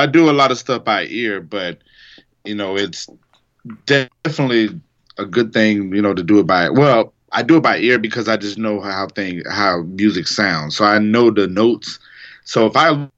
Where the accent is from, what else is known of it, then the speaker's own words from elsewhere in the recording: Jacksonville, Florida, United States; also born or lived in Tacoma, Washington / Germany / Texas / Tennessee; we moved back here when I was like 6 or 7 years old, so this has been my home ever since